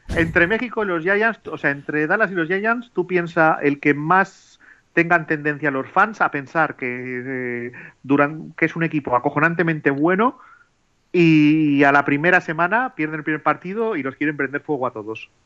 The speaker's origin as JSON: {"language": "Spanish", "town": "Bilbao", "region": "Basque Country", "country": "Spain", "said": "yo soy de Bilbao"}